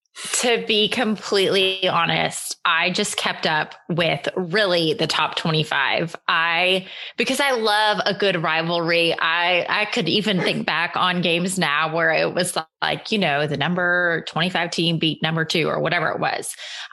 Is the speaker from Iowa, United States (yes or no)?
no; Oklahoma, United States; So I was born and raised in Oklahoma. I am first generation in my family to be born in the States, and I was born in the great, exciting state of Oklahoma. I did not grow up in a Christian home.